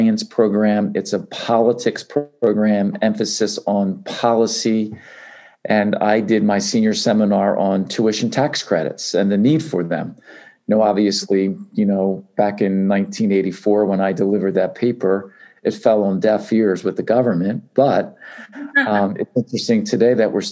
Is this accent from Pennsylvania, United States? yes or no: yes; Philadelphia, Pennsylvania, United States; now in Lehigh Valley, United States; I grew up in Philadelphia, went to, you know, grade school and then high school, Father Judge.